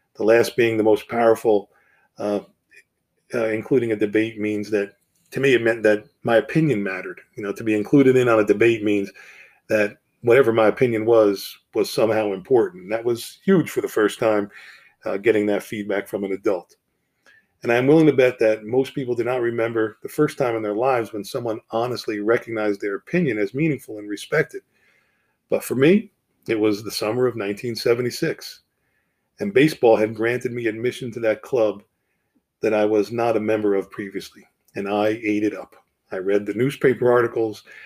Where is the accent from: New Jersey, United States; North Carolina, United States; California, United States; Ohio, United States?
New Jersey, United States; Harrison; I grew up in New Jersey, so we're right over the bridge